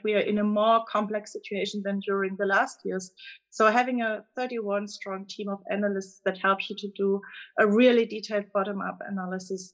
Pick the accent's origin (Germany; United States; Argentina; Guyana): Germany; accent: German; English is a second language; you can clearly tell from my accent that I'm coming from Germany